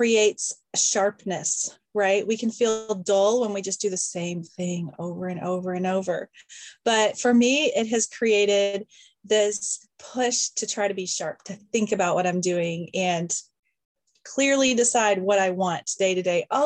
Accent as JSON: {"language": "English", "region": "the South", "country": "United States", "tie": "born or raised there", "also_born_or_lived": "upstate New York", "moved": "yes", "said": "I grew up in the South."}